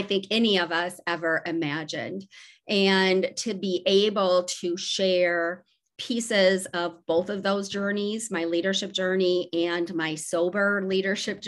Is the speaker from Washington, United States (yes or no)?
no; Decorah, Iowa, United States; also born or lived in Waverly, Iowa; I was born in Decorah, Iowa, and grew up there